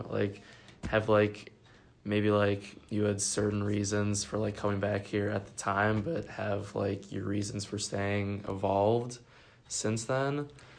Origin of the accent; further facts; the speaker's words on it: Chicago, Illinois, United States; I'm from Chicago